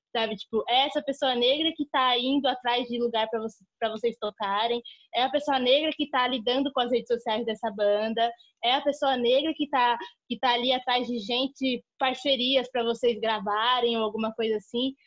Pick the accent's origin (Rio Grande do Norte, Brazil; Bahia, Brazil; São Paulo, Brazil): São Paulo, Brazil; Guarulhos; eu cresci no bairro dos Pimentas, em Guarulhos, e onde meus pais ainda moram lá até hoje